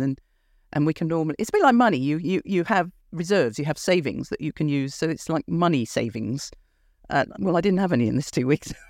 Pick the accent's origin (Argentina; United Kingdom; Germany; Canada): United Kingdom; Look at me being British